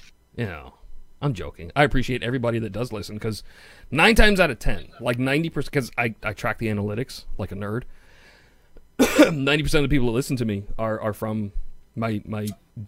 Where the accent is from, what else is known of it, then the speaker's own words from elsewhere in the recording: New York City, New York, United States; accent: Queens; my Queens accent